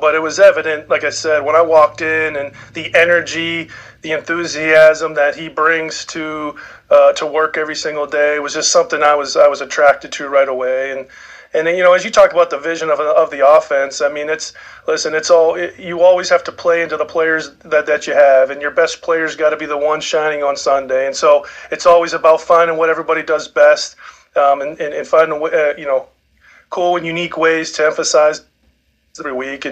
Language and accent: English; Pittsburgh, Pennsylvania, United States; moved away; I grew up in Pittsburgh